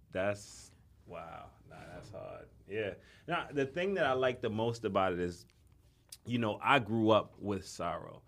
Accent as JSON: {"language": "English", "town": "New York City", "region": "New York", "country": "United States", "also_born_or_lived": "Brooklyn", "said": "I'm from the Bronx, but I live in Brooklyn"}